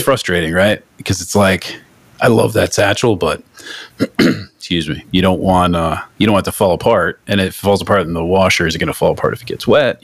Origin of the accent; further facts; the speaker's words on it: Northeast, United States; I'm from the Northeast